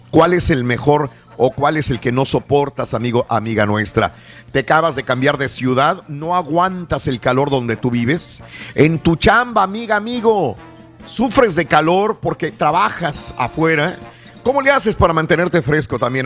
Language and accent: Spanish; northern Tamaulipas, Mexico; also born or lived in South Texas / California / Chicago; now in Houston, United States; soy del norte de Tamaulipas, sur de Texas también. Y es muy caliente. Y yo me crié con una temperatura muy caliente